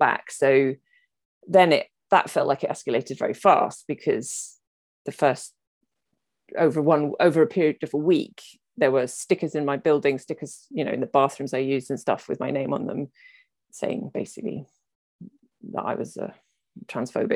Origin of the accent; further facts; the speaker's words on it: United Kingdom; I'm British.